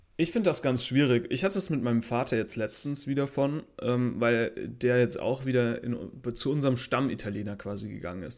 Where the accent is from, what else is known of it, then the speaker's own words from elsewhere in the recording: Saarland, Germany; ich bin Saarländer. Ich bin, ich bin auch eine Minderheit ein bisschen